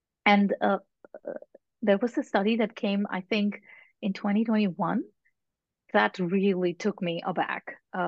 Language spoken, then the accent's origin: English; India; now in Netherlands; here in the Netherlands, I'm from India originally.